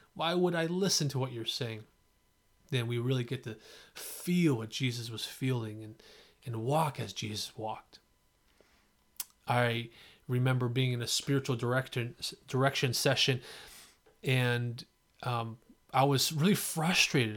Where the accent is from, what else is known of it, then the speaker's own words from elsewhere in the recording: San Jose, California, United States; also born or lived in Fremont, California; I grew up in East San Jose and then Fremont